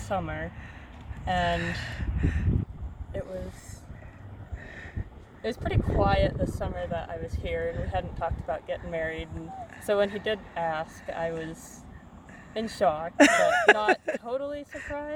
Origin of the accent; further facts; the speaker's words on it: South Dakota, United States; moved away; also born or lived in Washington; I grew up in South Dakota